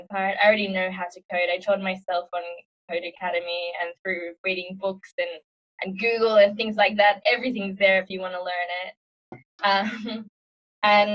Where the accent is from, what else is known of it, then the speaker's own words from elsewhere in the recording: Sydney, New South Wales, Australia; moved away as an adult; now in Prague, Czech Republic; I'm from Sydney, Australia, originally, but I'm currently living in Prague in the Czech Republic.